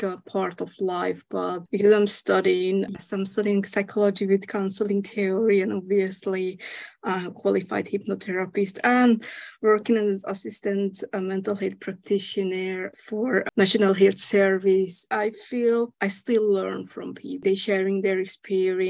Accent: Hungary; moved away as an adult; now in United Kingdom; I'm actually originally from Hungary

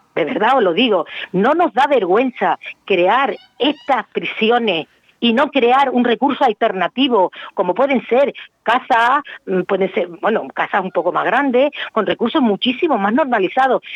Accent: Canary Islands, Spain; also born or lived in Málaga; Yo, aunque soy canaria, mi distrito universitario era Málaga

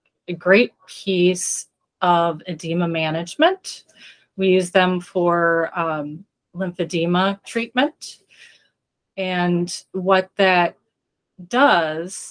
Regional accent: Wisconsin, United States; I'm from Wisconsin

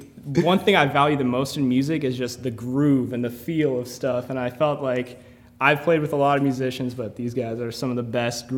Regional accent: Portland, Oregon, United States; I'm from Northeast Portland.

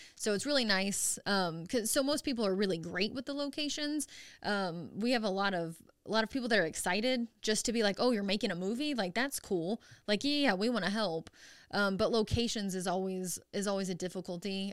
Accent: Dexter, Missouri, United States; moved away as an adult; now in Springfield, United States; I'm from Dexter, Missouri

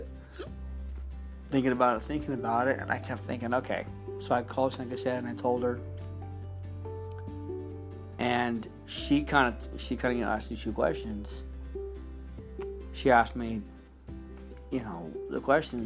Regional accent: California, United States; also born or lived in Dublin; I was born and raised here in California all my life, you know, since I was about 5.

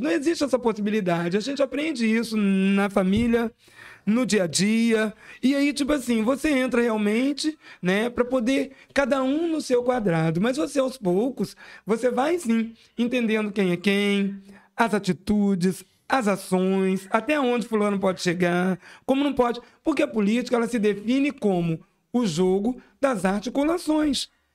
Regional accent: Brazil; enquanto SEABense, SEABense nato, né? Eu nasci no Havaí, me criei aqui, né? Desde, desde os 28 dias de nascimento, eu estou aqui na SEAB

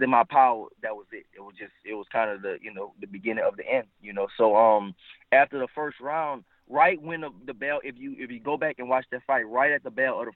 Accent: United States; also born or lived in New Orleans, Louisiana / Houston, Texas; I'm from New Orleans / Houston

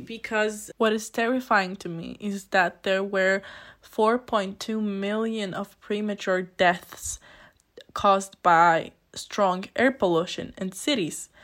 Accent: Poland; moved away as an adult; now in Innsbruck, Austria; I come from a very small village in Poland

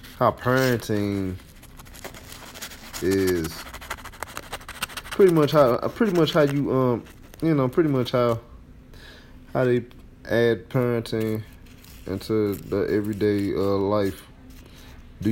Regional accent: St. Louis, Missouri, United States; my hometown, St. Louis, Missouri

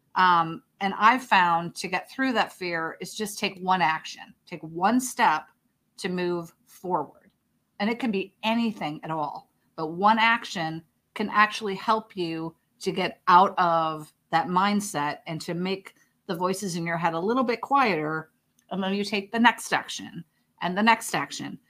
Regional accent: Chicago, Illinois, United States; moved away; I'm from Chicago originally, so for me, that's just, you know, Midwest mentality

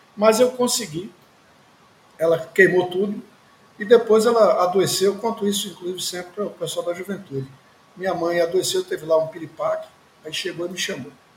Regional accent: Recife, Pernambuco, Brazil; Sou filho de sertanejos do Ceará, de um distrito de Quixariú, em Campos Sales. É, mas já nasci no Recife. Meus pais migraram para cá.

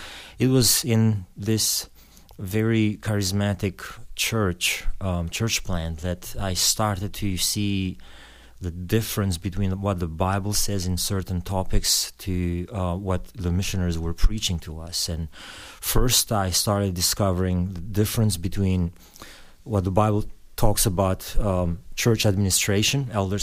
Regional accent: Albania; born there; English is a second language; I was born in Albanian. I was born in 71, born during the communist regime.

